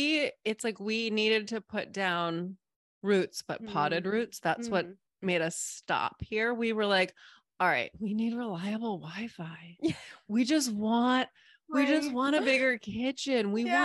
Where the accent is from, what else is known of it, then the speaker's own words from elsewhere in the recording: New England, United States; also born or lived in Hawaii / Barbados / North Carolina / Seattle; now in Sarasota, United States; So I'm in Sarasota, Florida. I'm originally from New England. Moved around a ton. I've lived in Hawaii, Barbados, North Carolina, Seattle, Oregon, Washington, D.C. And we lived in Maine for 10 years.